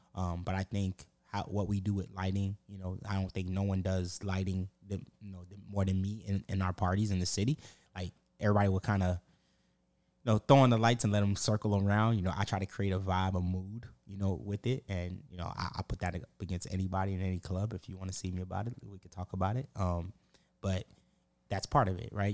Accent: Pompano Beach, Florida, United States; I'm from Broward, like Pompano

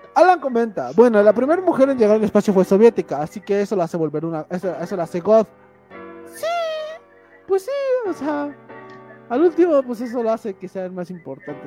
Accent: Mexico; nacimos en un país que es amigo de todo el mundo

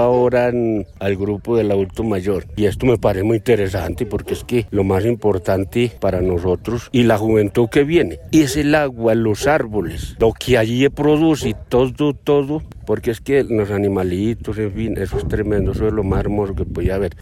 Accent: Sonsón, Antioquia, Colombia; yo vengo de Ronzón

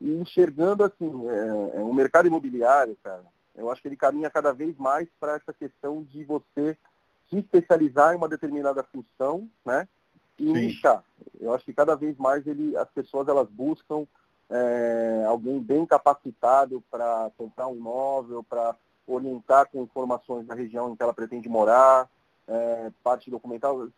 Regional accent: Santos, São Paulo, Brazil; Imbaré, como você comentou, adoro o Imbaré e, e por crescer no bairro, eu vi é, os empreendimentos subirem

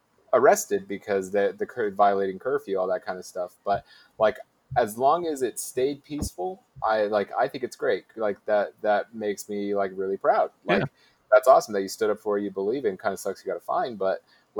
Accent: Utah, United States; I'm from Utah

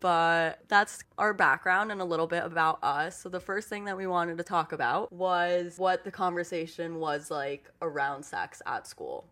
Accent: Miami, Florida, United States; moved away as an adult; I grew up in Miami

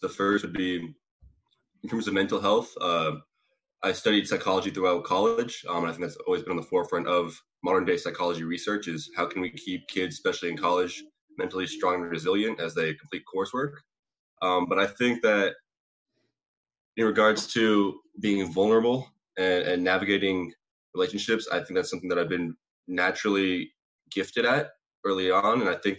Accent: Sacramento, California, United States; I hate Sacramento. Okay, well, I'm from Sacramento too. I hate it there too, right?

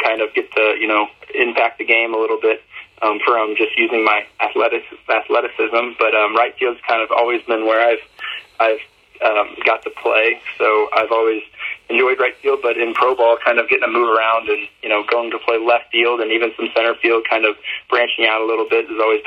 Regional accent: Missouri, United States; I come from Missouri, so pretty small town, like I said, live in the country

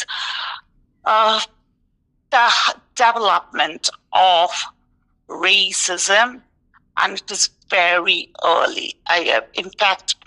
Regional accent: India; moved away as an adult; also born or lived in New York, United States; now in Tucson, United States; I'm Indian and I grew up in India and had both parents who are Indian, from India

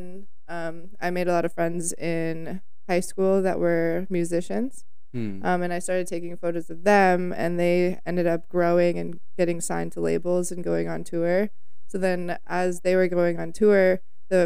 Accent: Arizona, United States; Well, I grew up out in Arizona. I grew up in the desert

